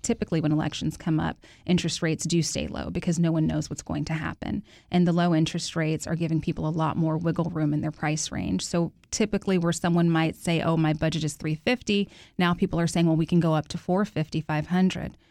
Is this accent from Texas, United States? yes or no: yes; Houston, Texas, United States; I grew up in Third Ward